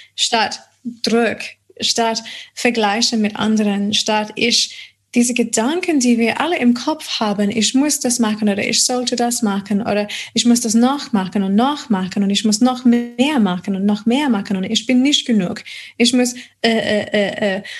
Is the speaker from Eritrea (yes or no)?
no; Adelaide, South Australia, Australia; German is a second language; moved away as an adult; also born or lived in United States / Auckland, New Zealand / Odenwald, Germany; now in Germany; Und dann kam ich wieder zurück äh, nach Australien, nach Adelaide, meine Heimat.